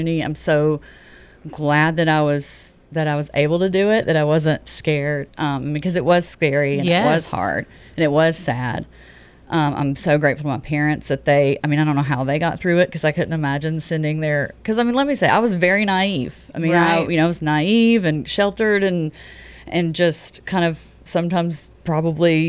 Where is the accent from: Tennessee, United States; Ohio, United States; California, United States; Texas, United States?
Tennessee, United States; moved away as an adult; also born or lived in New York City; I'm from Tennessee and have lived in Tennessee all my life, and I moved to another state and lived in a metropolitan city